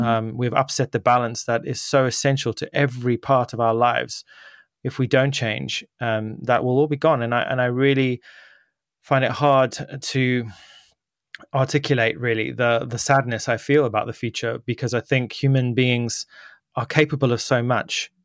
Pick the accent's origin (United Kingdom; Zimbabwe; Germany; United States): Zimbabwe; moved away; I was born there in Zimbabwe